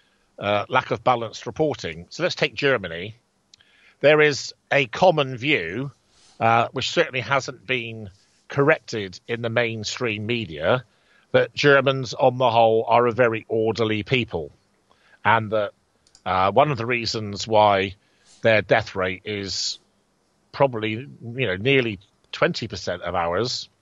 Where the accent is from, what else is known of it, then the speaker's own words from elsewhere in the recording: Bridgwater, South West England, United Kingdom; in Bridgewater, my hometown